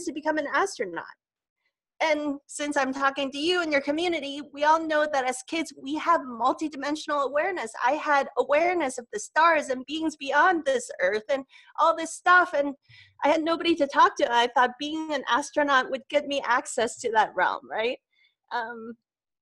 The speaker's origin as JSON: {"language": "English", "country": "Hong Kong", "tie": "born or raised there", "said": "I grew up in Hong Kong, which is like a big hopping metropolis"}